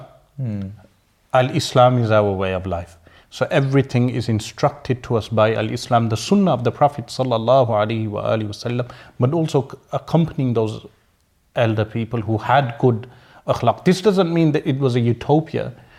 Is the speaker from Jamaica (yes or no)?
no; Birmingham, West Midlands, United Kingdom; but I'm from Sparkbrook, we use those terms.